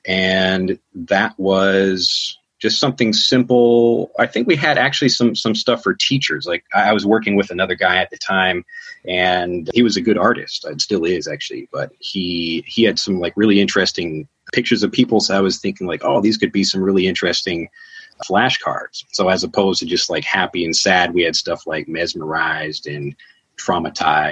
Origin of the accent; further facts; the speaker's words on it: Chicago, Illinois, United States; moved away as an adult; now in Japan; I'm from Chicago